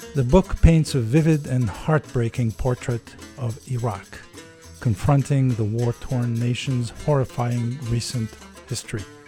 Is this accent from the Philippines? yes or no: no; Algeria; I'm from Algeria mm-hmm. and I grew up there